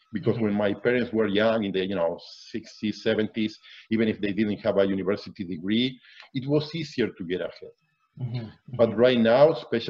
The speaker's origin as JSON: {"language": "English", "country": "Argentina", "tie": "born or raised there", "moved": "as an adult", "lives_now": "Canada", "said": "I was born and raised in Argentina. So I lived there all my life until my mid-30s, right?"}